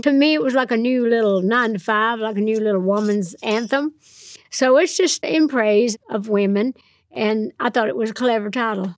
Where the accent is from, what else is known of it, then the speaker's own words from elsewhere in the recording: Nashville, Tennessee, United States; I'm from Nashville. I'm a songwriter.